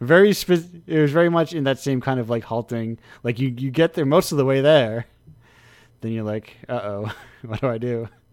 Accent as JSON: {"language": "English", "country": "United States", "said": "I'm an American in one of the little states."}